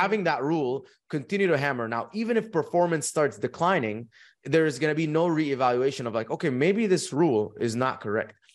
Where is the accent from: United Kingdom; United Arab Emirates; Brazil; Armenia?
United Arab Emirates; Dubai; moved away as an adult; also born or lived in Egypt / United States; I was born in Egypt, raised in Dubai. When I was eighteen